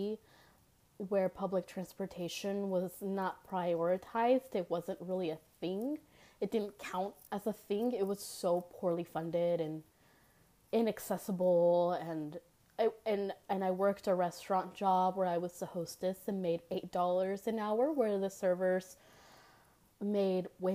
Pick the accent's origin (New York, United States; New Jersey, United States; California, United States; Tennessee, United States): Tennessee, United States; Memphis; born or raised there